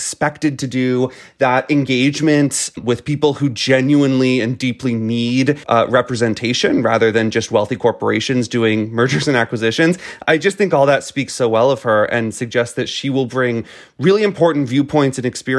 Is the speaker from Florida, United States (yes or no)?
yes; Florida, United States; in my home state of Florida